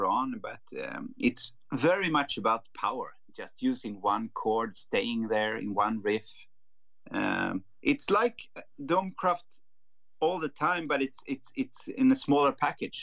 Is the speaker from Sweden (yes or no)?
yes; Sweden; growing up in Sweden, listening to heavy music